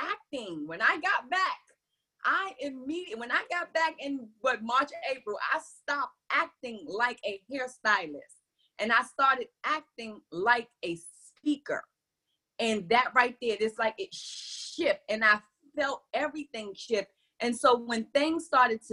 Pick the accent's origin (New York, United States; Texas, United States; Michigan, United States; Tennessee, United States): New York, United States; New York City; growing up in New York City